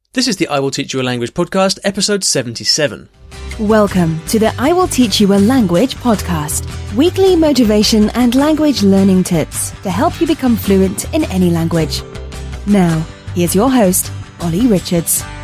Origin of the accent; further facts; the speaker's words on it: United States; I'm from the United States